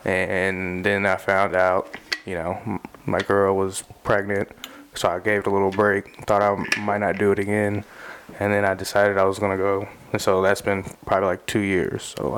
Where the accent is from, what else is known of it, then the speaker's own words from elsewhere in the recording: Muncie, Indiana, United States; I'm from Muncie, Indiana. I'm around all over Indiana doing open mics and stuff.